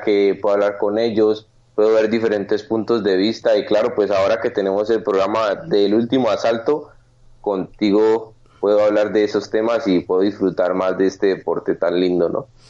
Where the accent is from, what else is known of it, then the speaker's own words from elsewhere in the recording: Cali, Valle del Cauca, Colombia; en Colombia, en mi país y en mi ciudad, Cali